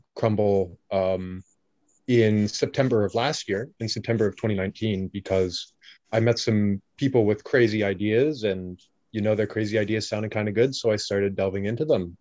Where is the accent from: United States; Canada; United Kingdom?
Canada; I am Canadian